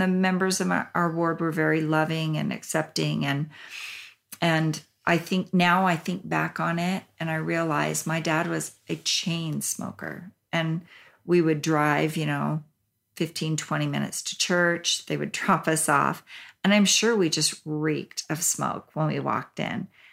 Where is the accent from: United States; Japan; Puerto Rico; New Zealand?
Japan; I was born in Japan along with my brother